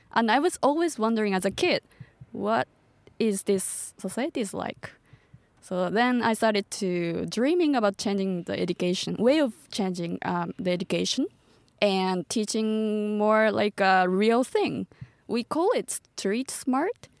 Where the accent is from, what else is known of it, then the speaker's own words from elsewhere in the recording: Tochigi, Japan; English is a second language; also born or lived in Nara Prefecture / United States; now in Tokyo, Japan; I'm from Tochigi Prefecture, which is like, uh, two hours away from Tokyo